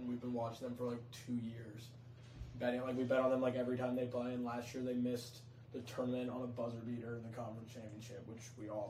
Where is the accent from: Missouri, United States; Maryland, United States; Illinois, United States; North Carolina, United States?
North Carolina, United States; Charlotte; I'm also a sophomore at South Carolina. I'm from Charlotte.